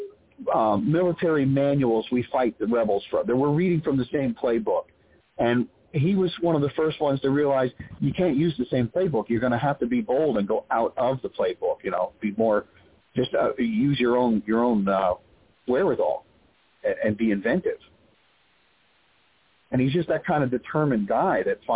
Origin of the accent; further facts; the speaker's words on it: Eastern Pennsylvania, United States; I grew up in Eastern Pennsylvania